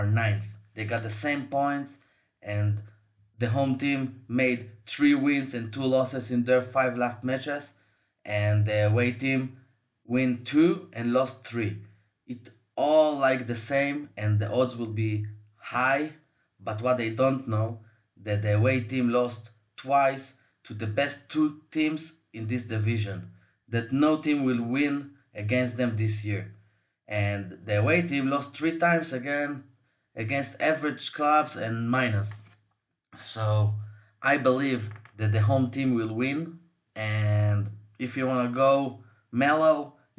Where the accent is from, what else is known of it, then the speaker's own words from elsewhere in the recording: Tel Aviv, Tel Aviv District, Israel; I'm from Tel Aviv